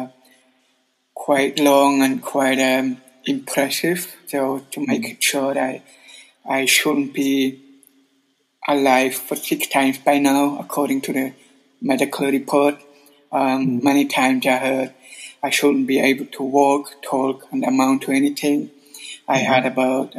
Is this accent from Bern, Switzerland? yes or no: yes; Adelboden, Bern, Switzerland; moved away as an adult; also born or lived in Sydney, Australia; now in Zurich, Switzerland; I was growing up in Adelboden until up to, 23 years old